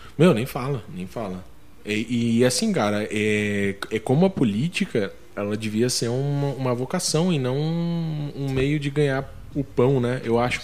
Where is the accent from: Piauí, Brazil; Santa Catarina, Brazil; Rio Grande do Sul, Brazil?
Santa Catarina, Brazil; also born or lived in Paraná; Eu nasci no Paraná, daí eu vim muito novo para Santa Catarina. Fiquei em Santa Catarina mais ou menos até os 14 anos